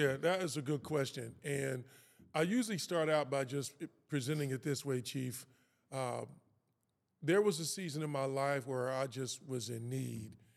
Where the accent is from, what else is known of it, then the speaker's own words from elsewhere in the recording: Kansas City, Missouri, United States; also born or lived in West Coast; Kansas City, Missouri is, is, is where I'm from. That's where I was born and raised.